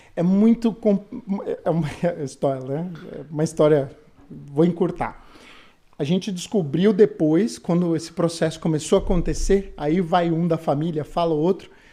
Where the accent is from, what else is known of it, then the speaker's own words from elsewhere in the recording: São Paulo, Brazil; moved away as an adult; also born or lived in Campinas; now in Canada; eu sou de São Paulo, capital